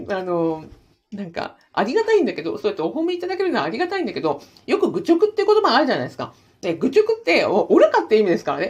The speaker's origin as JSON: {"language": "Japanese", "town": "Sapporo", "region": "Hokkaido", "country": "Japan", "said": "私札幌ですからね"}